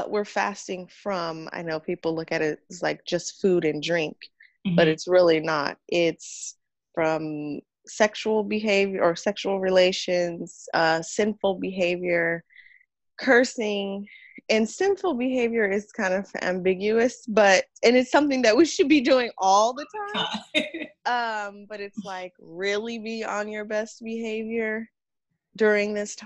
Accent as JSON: {"language": "English", "region": "California", "country": "United States", "tie": "born or raised there", "also_born_or_lived": "San Francisco Bay Area", "moved": "as an adult", "lives_now": "Houston, United States", "said": "I was born a Muslim in America, in California."}